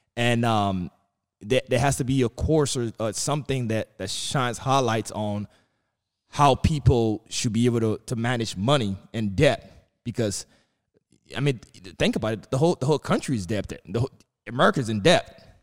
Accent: New York City, New York, United States; growing up in Brooklyn

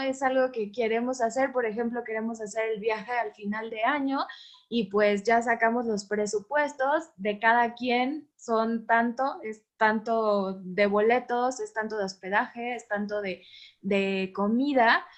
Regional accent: Mexico

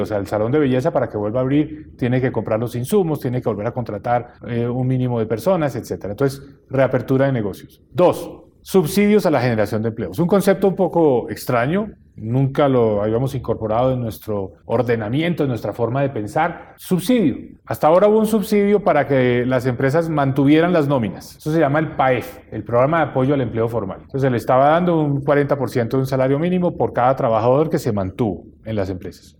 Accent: Colombia; como colombiano

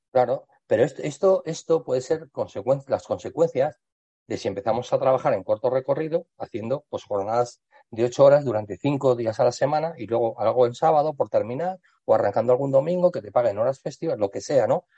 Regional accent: Spain; aquí en España

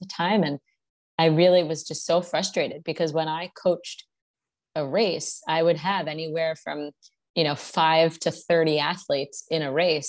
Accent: New Jersey, United States; moved away as an adult; also born or lived in Memphis, Tennessee / Miami; I'm from New Jersey, went to college in Memphis, Tennessee

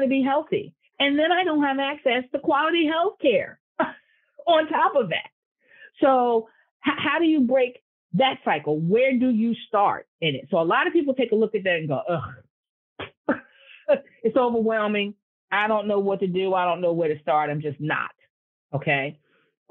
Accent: Newark, New Jersey, United States; I was born and I went to college in Newark and I grew up in Newark.

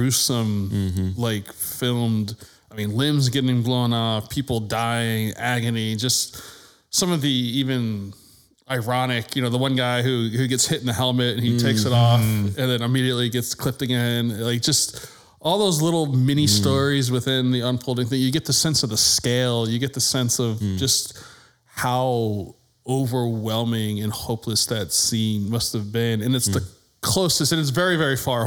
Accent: New England, United States; now in Texas, United States; growing up in New England

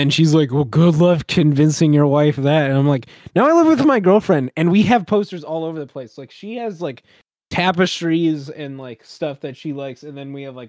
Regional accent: United States

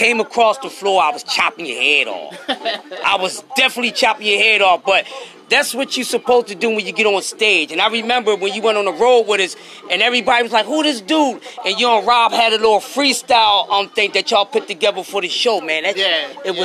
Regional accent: Philadelphia, Pennsylvania, United States; Born and raised in South Philly, man. Spent a little years up north, came back downtown here in South Philly

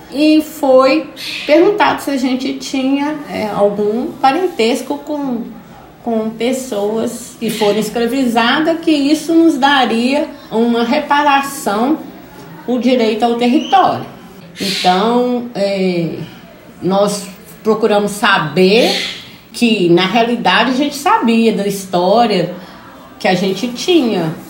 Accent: Belo Horizonte, Minas Gerais, Brazil; nasci aqui, né, é, no Quilombo

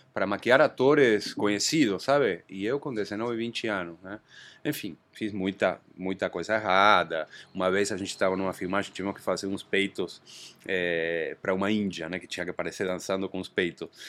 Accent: Argentina; Portuguese is a second language; moved away as an adult; now in Brazil; eu sou argentino, né? Já moro aqui no Brasil há 26 anos

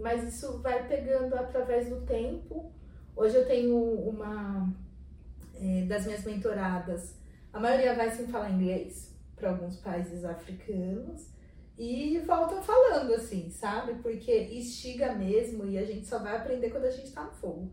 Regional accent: Brazil; de onde vocês são? A gente falava Brasil

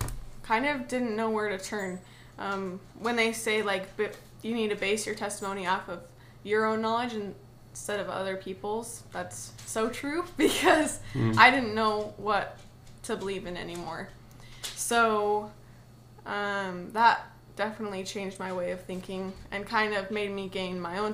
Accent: Idaho, United States; also born or lived in Pennsylvania / Indiana; I was born in Pennsylvania, actually. And then I moved to Indiana till I was about 12 and moved to Idaho and have been there kind of ever since.

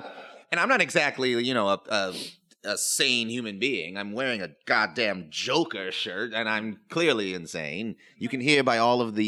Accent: New York City, New York, United States; born there; Without which I would still be the crackhead that I was born to be in New York City.

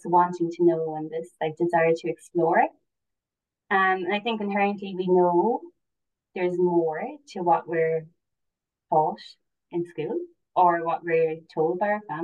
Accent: Cork, Munster, Ireland; So I'm from Cork originally and now I'm living in East Cork.

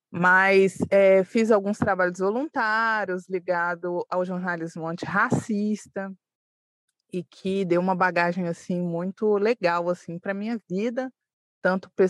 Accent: Belo Horizonte, Minas Gerais, Brazil; sou de Belo Horizonte, moro em um bairro, uma, um, um dos bairros mais antigos, né, de Belo Horizonte, que chama Concórdia.

